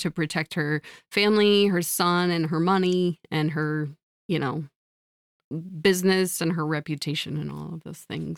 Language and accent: English; Midwest, United States; I'm a Midwesterner